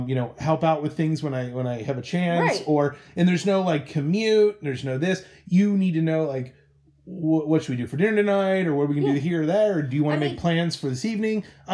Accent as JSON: {"language": "English", "town": "Cincinnati", "region": "Ohio", "country": "United States", "moved": "as an adult", "lives_now": "Seattle, United States", "said": "we're currently living in Seattle, Washington. We're originally from Cincinnati, Ohio. We've been living out here four-ish years."}